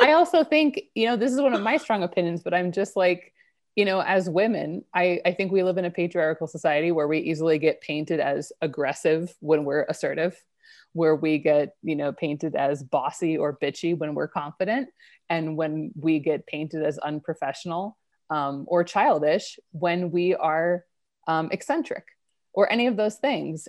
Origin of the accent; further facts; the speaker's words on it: Idaho, United States; moved away; also born or lived in New York City; I grew up in Idaho